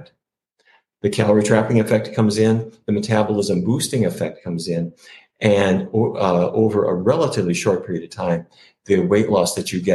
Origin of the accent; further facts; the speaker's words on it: Fargo, North Dakota, United States; When I was growing up in Fargo, North Dakota